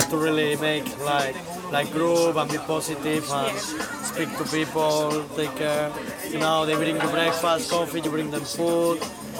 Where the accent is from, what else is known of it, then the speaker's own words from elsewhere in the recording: Spain; English is a second language; moved away; I'm Spanish